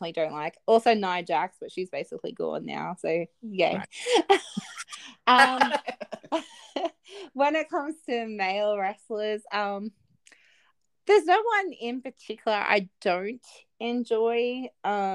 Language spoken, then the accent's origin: English; Australia